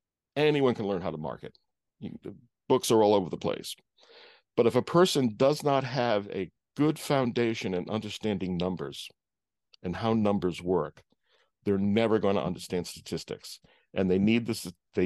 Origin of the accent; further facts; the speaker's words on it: East Coast, United States; growing up on the East Coast and going to school in Rhode Island and going to college in Rhode Island, and then all of a sudden I'm plunked down in the middle of a cornfield in Indiana.